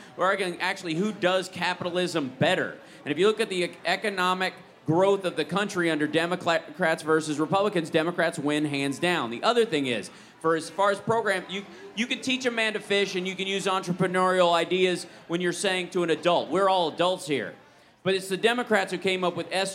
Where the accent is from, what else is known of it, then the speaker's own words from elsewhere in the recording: Kentucky, United States; I grew up in Kentucky